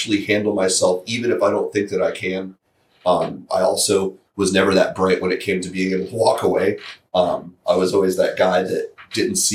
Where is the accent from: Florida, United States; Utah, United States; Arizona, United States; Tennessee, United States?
Florida, United States; St. Petersburg; I'm from St. Pete